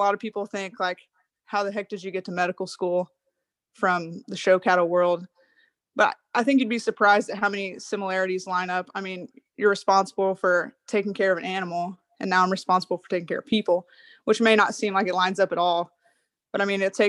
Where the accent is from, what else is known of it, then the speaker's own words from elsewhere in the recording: Madill, Oklahoma, United States; also born or lived in Stillwater, Oklahoma / Tulsa, Oklahoma; now in Durant, United States; I grew up in Medill, Oklahoma on a show cattle operation